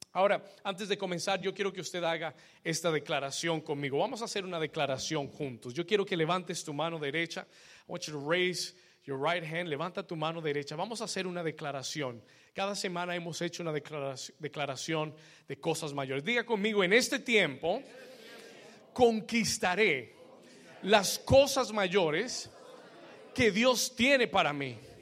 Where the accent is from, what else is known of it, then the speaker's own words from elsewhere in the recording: Colombia; somos muchos colombianos